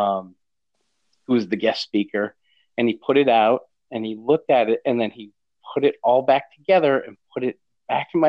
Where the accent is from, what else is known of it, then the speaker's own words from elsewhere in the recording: Maine, United States; I'm from Maine, you know, deep in Stephen King country.